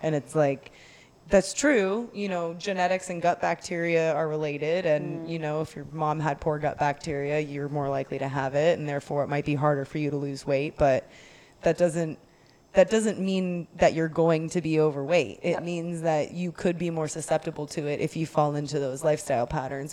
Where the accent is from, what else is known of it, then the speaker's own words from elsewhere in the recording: Texas, United States; as a Texan